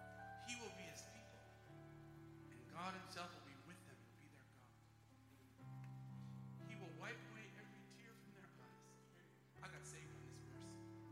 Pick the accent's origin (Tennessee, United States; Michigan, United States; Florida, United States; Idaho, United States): Idaho, United States; Twin Falls; Where I grew up in Twin Falls, Idaho, we had auctioneers and all.